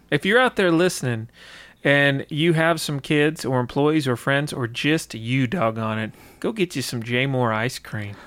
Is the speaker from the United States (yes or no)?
yes; White County, Georgia, United States; I grew up in White County